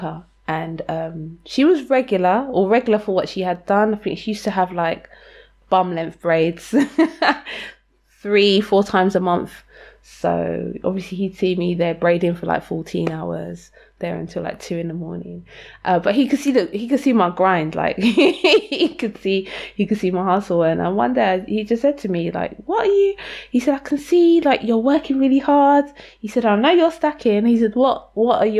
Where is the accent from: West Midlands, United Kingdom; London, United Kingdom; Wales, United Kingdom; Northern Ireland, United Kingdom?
London, United Kingdom; I grew up in Lewisham, which was always like a very working class to poor